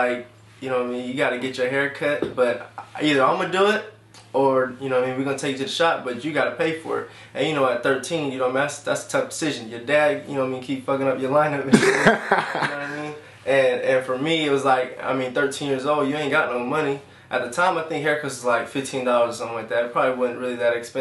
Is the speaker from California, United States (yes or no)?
yes; Elk Grove, California, United States; also born or lived in Sacramento; I'm from Sacramento. Grew up in the Elk Grove area